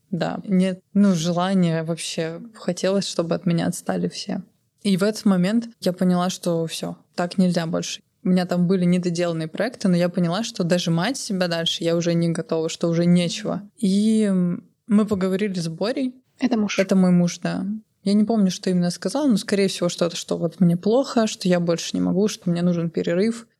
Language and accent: Russian; Omsk, Omsk Oblast, Russia; moved away as an adult; now in Almaty, Kazakhstan; я выросла в Омске